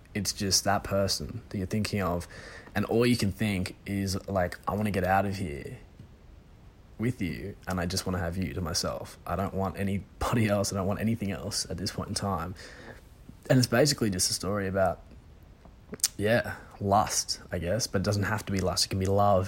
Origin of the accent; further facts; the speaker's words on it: Sydney, New South Wales, Australia; I'm from Sydney originally